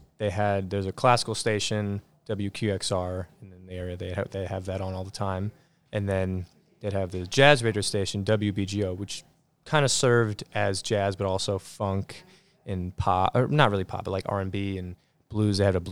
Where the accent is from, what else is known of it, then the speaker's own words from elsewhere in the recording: Teaneck, New Jersey, United States; born there; Yep. I was born in Teaneck, New Jersey.